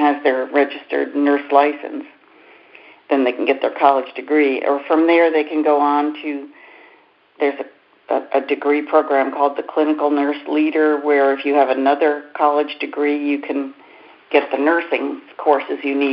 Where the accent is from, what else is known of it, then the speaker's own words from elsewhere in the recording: United States; I'm an American nurse